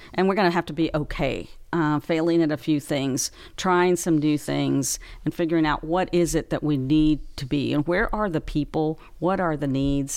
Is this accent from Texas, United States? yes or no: yes; Big Spring, Texas, United States; now in Louisiana, United States; I was raised, born and raised in Big Spring, Texas